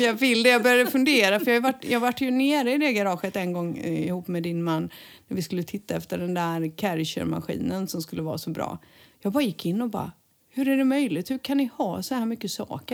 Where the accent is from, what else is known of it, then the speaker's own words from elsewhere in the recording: Sweden; now in Spain; vi svenskar